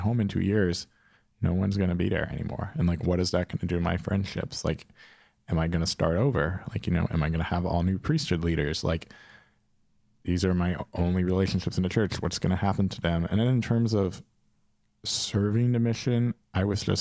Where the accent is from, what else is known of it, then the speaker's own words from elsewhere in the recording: Pennsylvania, United States; also born or lived in Philadelphia, Pennsylvania; I'm from Philly. Well, I'm from Pennsylvania, but I'd lived in Philly for 5 years